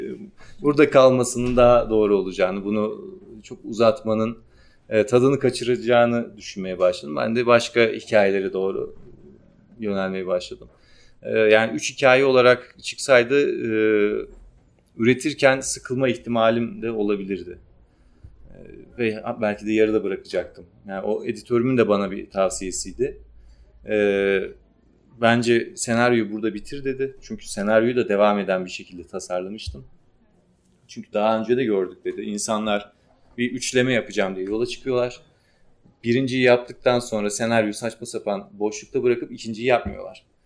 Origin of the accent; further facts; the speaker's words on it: Ardahan, Turkey; Ardahanlıyım, Ardahan kökenliyim